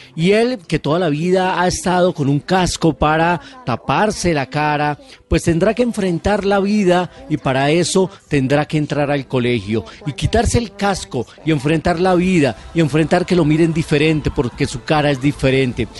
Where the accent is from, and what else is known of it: Colombia